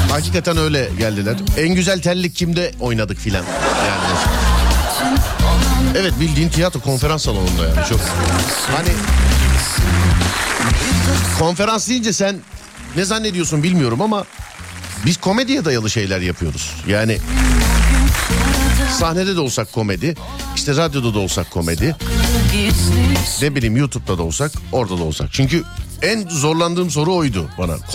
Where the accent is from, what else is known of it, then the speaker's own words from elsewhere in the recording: Izmir, Turkey; now in Istanbul, Turkey; İzmir memleketim çok güzeldir, cennettir. Ee, İstanbul'da yaşıyorum, çok özlüyorum. Çocukluğum geçti.